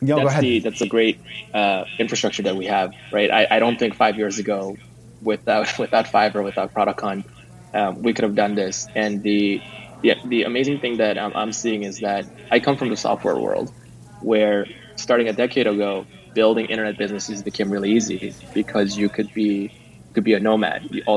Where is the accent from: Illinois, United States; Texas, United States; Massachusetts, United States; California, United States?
California, United States; I come from Silicon Valley